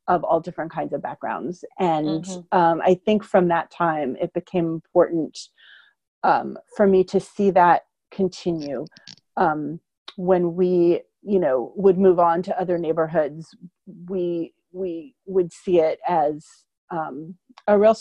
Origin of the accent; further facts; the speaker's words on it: Columbus, Ohio, United States; I grew up in Columbus, Ohio